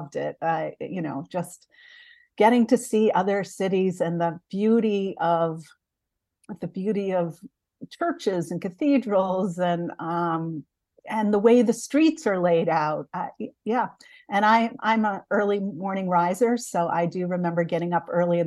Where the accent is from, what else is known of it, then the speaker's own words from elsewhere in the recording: Dedham, Massachusetts, United States; I grew up outside of Boston in Dedham, Massachusetts